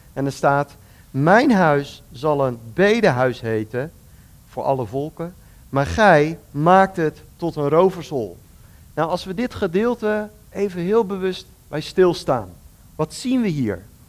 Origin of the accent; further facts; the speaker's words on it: Netherlands; als Nederlanders